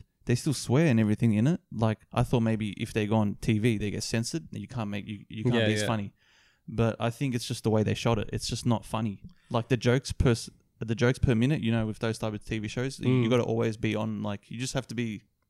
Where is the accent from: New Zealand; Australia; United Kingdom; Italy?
Australia; we're Australian too.